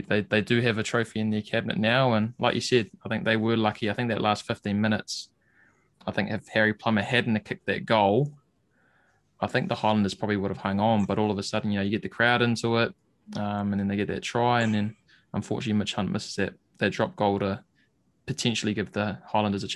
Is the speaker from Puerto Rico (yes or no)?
no; New Zealand; as Kiwi fans